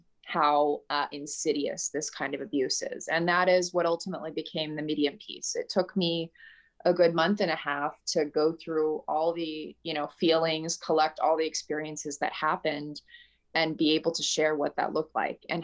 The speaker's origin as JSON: {"language": "English", "region": "Southern California", "country": "United States", "tie": "born or raised there", "said": "I was raised in Southern California"}